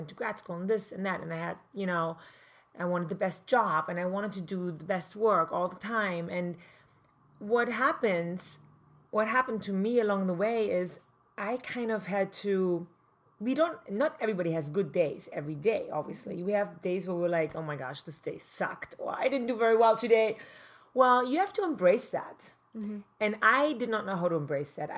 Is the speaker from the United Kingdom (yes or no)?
no; East Germany, Germany; English is a second language; moved away as an adult; now in Manhattan Beach, United States; I grew up in East Germany, communist East Germany